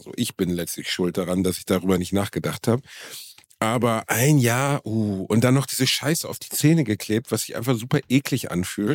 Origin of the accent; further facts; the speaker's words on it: Gelsenkirchen, North Rhine-Westphalia, Germany; also born or lived in Dortmund; ich bin aus, aus Gelsenkirchen und habe in Dortmund gelebt